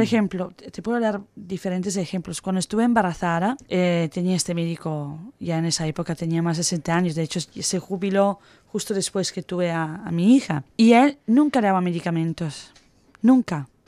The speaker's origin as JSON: {"language": "Spanish", "country": "Italy", "moved": "yes", "said": "soy italiana"}